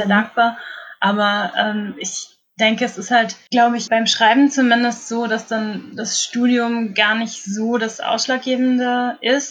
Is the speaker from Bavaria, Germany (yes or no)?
no; an hour south of Kassel, Hesse, Germany; ich bin nicht in Kassel direkt aufgewachsen, sondern so eine Stunde südlich noch davon